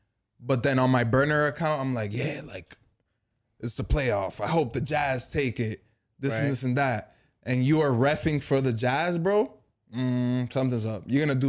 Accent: Utah, United States; Is my team. I'm from Utah, bro. Born and raised, right?

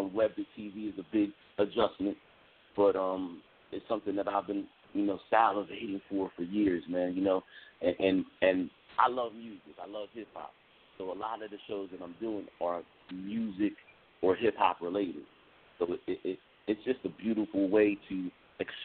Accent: Delaware, United States; originally I'm from Delaware

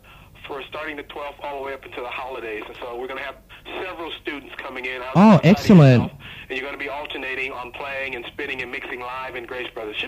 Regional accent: Los Angeles / San Francisco region, California, United States; also born or lived in Las Vegas, Nevada; now in Sydney, Australia; I was born in Las Vegas, but I was brought up in the L.A., San Francisco region.

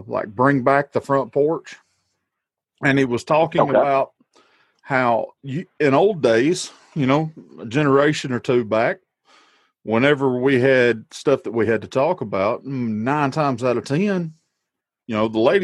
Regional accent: Walker County, Alabama, United States; I'm from Walker County, actually. I live in a little community called Dilworth.

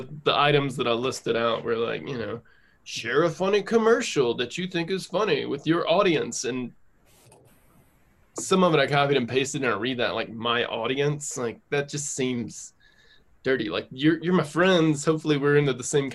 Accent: North Carolina, United States; now in Denver, United States; I live in Denver. I am from North Carolina

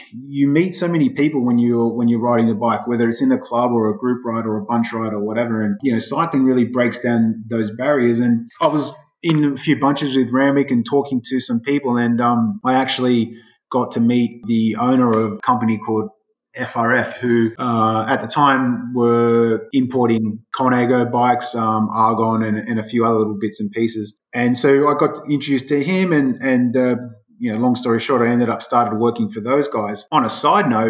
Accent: Sydney, New South Wales, Australia; I'm a Sydney sider from I was born and raised in Sydney

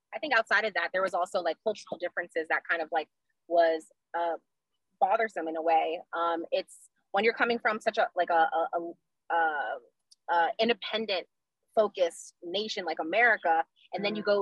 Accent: Orlando, Florida, United States; moved away as an adult; also born or lived in South Korea; now in Maryland, United States; I'm born and raised uh, in Orlando, Florida

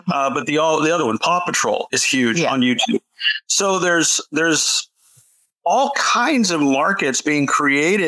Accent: South Florida, United States; I grew up in South Florida

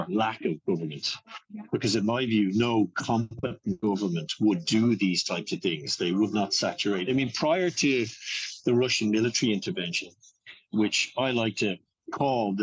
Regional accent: Ireland; I would be familiar with being Irish and having grown up in Ireland

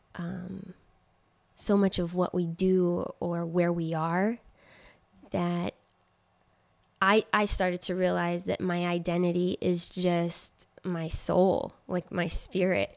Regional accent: Trenton, New Jersey, United States; moved away; also born or lived in Queens, New York; they came, uh, to Trenton, New Jersey, and that's where I grew up

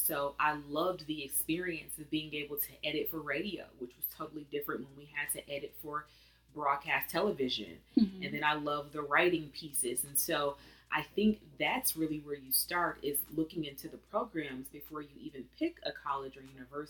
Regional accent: Flint, Michigan, United States; moved away as an adult; also born or lived in Atlanta, Georgia; I had also never left Michigan. I'm from Flint, Michigan, and then went to Michigan State

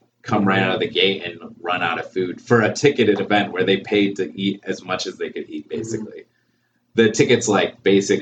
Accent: Baltimore, Maryland, United States; I'm from here. I'm like not from the Philippines

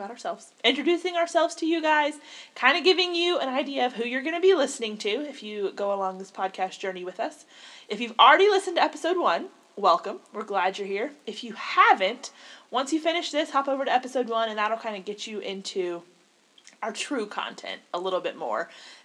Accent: the South, United States; accent: southern

